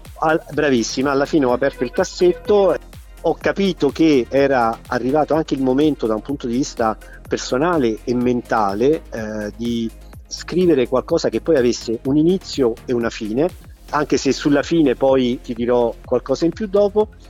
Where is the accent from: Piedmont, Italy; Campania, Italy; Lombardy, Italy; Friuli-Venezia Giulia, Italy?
Campania, Italy; Naples; moved away as an adult; now in Ostuni, Italy; essere napoletano e quindi di, aver, di, essere nato e di aver vissuto in una delle città che credo siano più belle al mondo, quale appunto, quale appunto Napoli